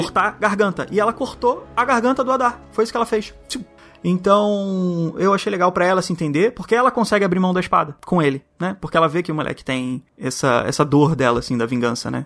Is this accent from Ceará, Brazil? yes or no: no; Rio de Janeiro, Brazil; accent: carioca; Não sei se estou sendo muito carioca agora